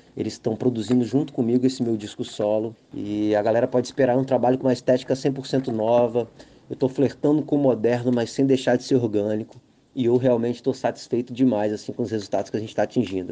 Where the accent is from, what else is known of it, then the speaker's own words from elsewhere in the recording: Vitória, Espírito Santo, Brazil; also born or lived in Barra do Jucu, Espírito Santo; Eu venho do centro de Vitória, tenho aquela vivência do samba, da música de comunidade, e há 11 anos que eu estou mergulhado nesse universo da Barra do Jucu